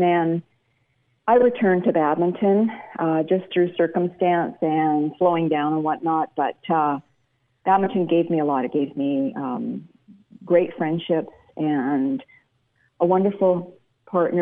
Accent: suburb of Vancouver, British Columbia, Canada; moved away as an adult; now in United States; I grew up in a suburb of Vancouver, British Columbia, Canada.

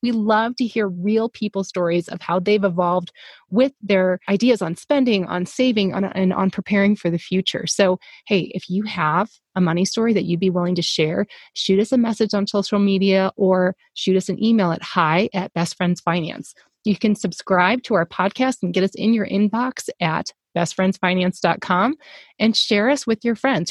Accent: the South, United States; I'm from the South

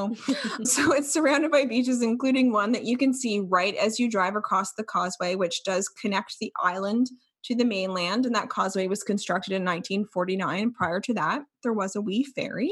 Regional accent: Clark's Harbour, Nova Scotia, Canada; born or raised there

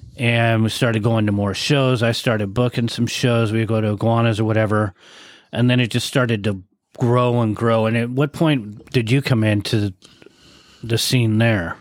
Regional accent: San Diego, California, United States; also born or lived in Point Loma, San Diego / Santee, California; I was from Mira Mesa. Yeah. So I uh, started in, in Point Loma, but that's most of my time in Mira Mesa

